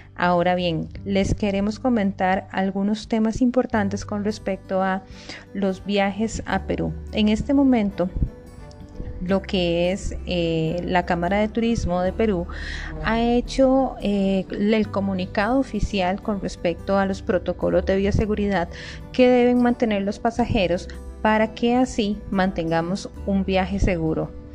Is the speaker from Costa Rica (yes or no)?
yes; Costa Rica; nuestro país de Costa Rica